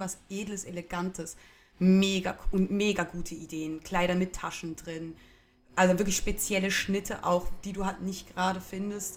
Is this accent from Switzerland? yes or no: yes; Switzerland; Und ich komme dann halt als Schweizerin mit meiner gut bürgerlichen, zum Teil sehr deutschen Küche daher.